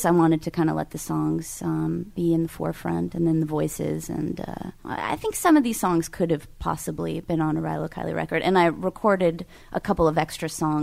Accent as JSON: {"language": "English", "region": "California", "country": "United States", "said": "I'm from California"}